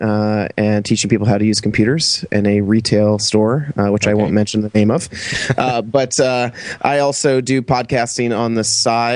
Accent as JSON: {"language": "English", "region": "Connecticut", "country": "United States", "said": "I'm actually from Connecticut, United States"}